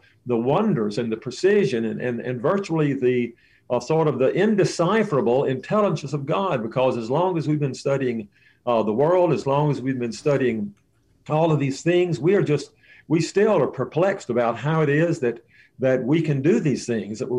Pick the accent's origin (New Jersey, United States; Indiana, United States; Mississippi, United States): Mississippi, United States; I grew up in Mississippi.